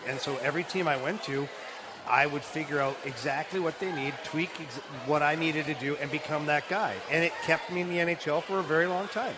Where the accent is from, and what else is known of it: Ottawa, Ontario, Canada; born or raised there